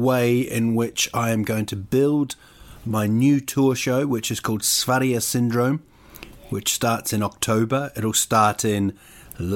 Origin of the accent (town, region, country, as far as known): Rotorua, Bay of Plenty, New Zealand; born or raised there; now in Sweden